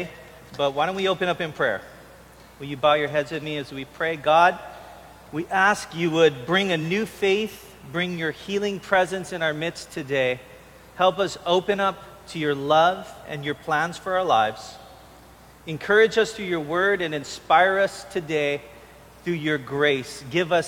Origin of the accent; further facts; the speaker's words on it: Honolulu, Hawaii, United States; also born or lived in California; I grew up in Honolulu. I went away to college in California, and I came back here